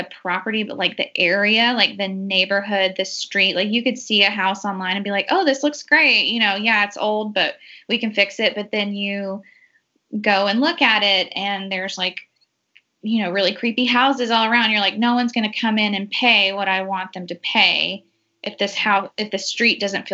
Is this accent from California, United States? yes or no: no; Georgia, United States; my hometown's about an hour and a half outside of Atlanta and my parents are there.